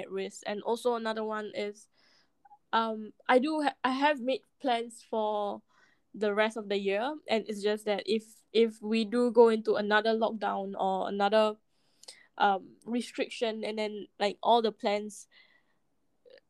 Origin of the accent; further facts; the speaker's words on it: Singapore; born and raised in Singapore